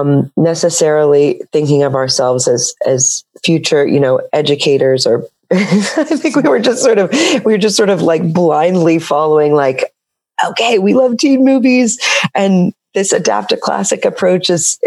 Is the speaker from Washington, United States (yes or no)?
yes; Seattle, Washington, United States; I'm from Seattle